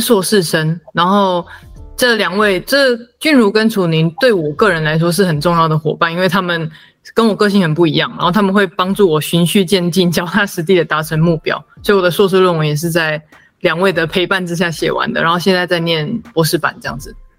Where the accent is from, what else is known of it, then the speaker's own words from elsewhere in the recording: Hualien County, Taiwan; 所以他是结婚之后来到花莲生活，所以我小时候跟我姐姐都在花莲长大。那所以我是原汉混血